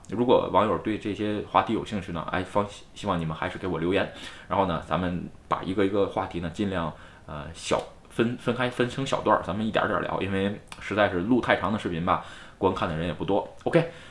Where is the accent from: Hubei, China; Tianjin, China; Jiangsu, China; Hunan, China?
Tianjin, China; moved away as an adult; now in Tokyo, Japan; 它都不是天津，都不是我的家乡